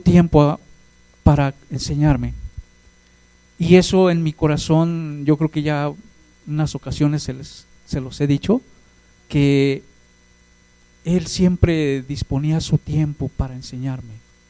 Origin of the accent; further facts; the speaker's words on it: Hidalgo, Mexico; now in Mexico City, Mexico; soy de Hidalgo